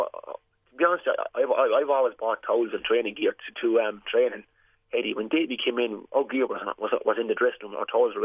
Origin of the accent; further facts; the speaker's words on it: West Waterford, Munster, Ireland; I'm from West Waterford